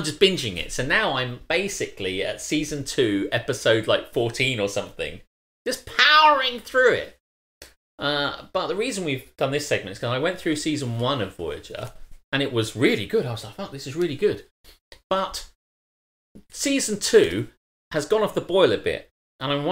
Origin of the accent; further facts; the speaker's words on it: United Kingdom; as a British person